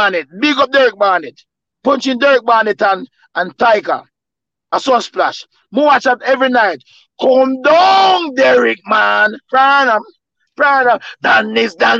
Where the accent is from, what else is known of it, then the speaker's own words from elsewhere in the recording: Jamaica; Growing up in Jamaica